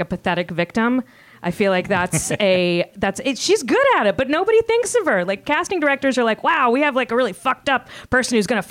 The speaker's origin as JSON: {"language": "English", "region": "Virginia", "country": "United States", "tie": "born or raised there", "said": "I'm from Virginia. And I grew up like going to high school across the street from DuPont"}